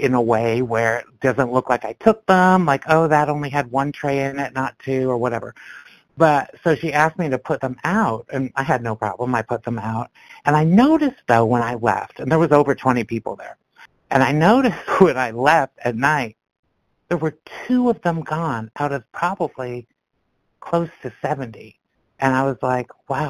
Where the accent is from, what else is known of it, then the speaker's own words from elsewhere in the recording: Canada; now in Georgia, United States; I'm in Georgia now, but I grew up in Canada